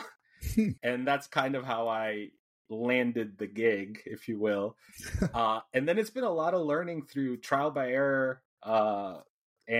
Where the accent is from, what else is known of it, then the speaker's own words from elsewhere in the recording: Guatemala; now in Houston, United States; I'm from Guatemala, so I kind of grew up on going to games